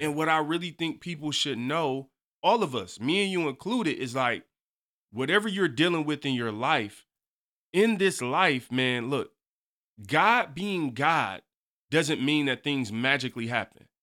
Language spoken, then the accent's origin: English; Detroit, Michigan, United States; I'm from the East Side. Uh-huh. You know, I hey got a Detroit public school education